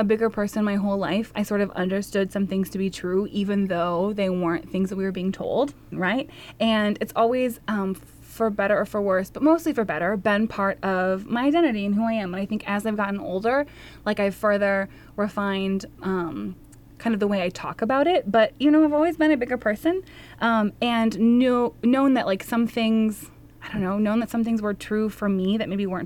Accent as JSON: {"language": "English", "region": "Wisconsin", "country": "United States", "also_born_or_lived": "Texas / New Orleans", "moved": "yes", "lives_now": "Minnesota, United States", "said": "I am a proud Minnesotan, though I'm originally from Wisconsin"}